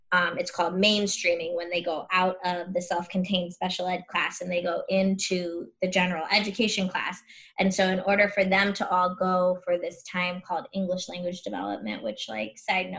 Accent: Chicago, Illinois, United States; also born or lived in San Jose; now in Chicago, United States; I grew up rich white girl in the suburbs of Chicago

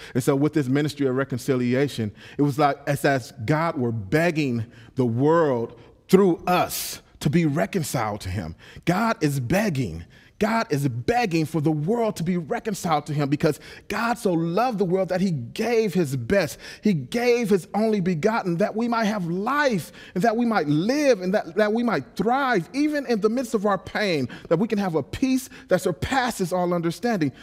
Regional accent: Los Angeles, California, United States; I'm a pit bull from South Central Los Angeles

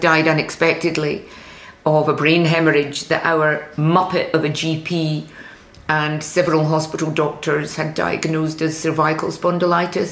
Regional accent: Paisley, Scotland, United Kingdom; born or raised there

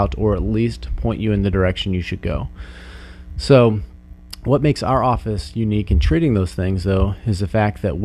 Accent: Salina, Kansas, United States; I'm actually originally from Salina. Played baseball, football, basketball in high school.

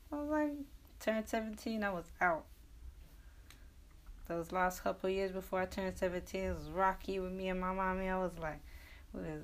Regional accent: England, United Kingdom; Well, I mean, I grew up in England. I also went to an all girls school

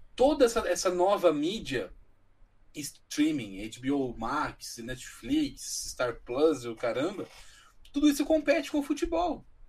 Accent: Brazil

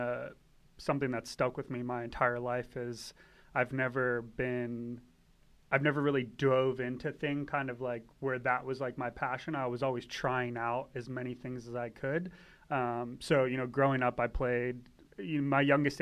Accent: Tampa, Florida, United States; moved away as an adult; also born or lived in Pensacola, Florida / West Palm Beach, Florida / Miami, Florida / Satellite Beach, Florida; now in Virginia Beach, United States; Originally from Tampa, Florida. I grew up all around Florida

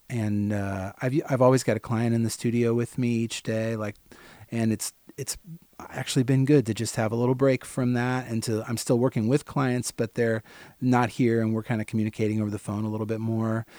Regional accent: St. Peters, Missouri, United States; growing up in Saint Peter is like, you're forty-five minutes from downtown

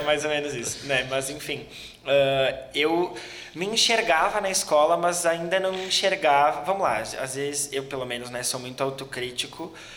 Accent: Gaúcho, Rio Grande do Sul, Brazil; como um bom gaúcho, a gente é bastante bairrista

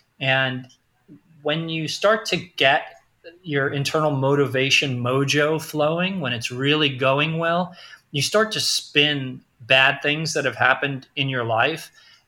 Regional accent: Queens, New York, United States; there's a picture of the apartment that I grew up in Queens right on the wall when you walk in the door.

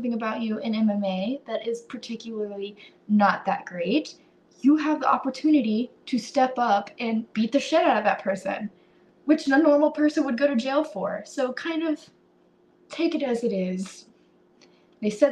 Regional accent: United States; as an American

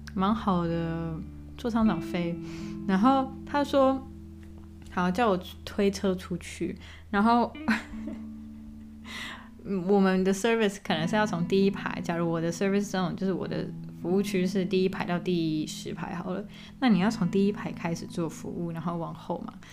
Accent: Taiwan; moved away as an adult; also born or lived in Qatar; 因为我在台湾长大

